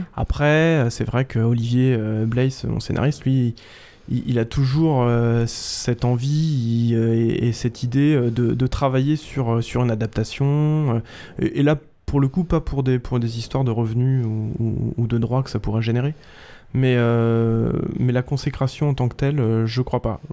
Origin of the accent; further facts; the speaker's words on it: Vitry-sur-Seine, Île-de-France, France; je suis de Vitry-sur-Seine